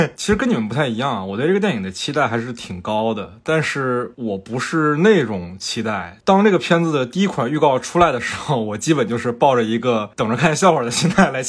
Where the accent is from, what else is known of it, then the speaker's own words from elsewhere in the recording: Fujian, China; 我是福建人嘛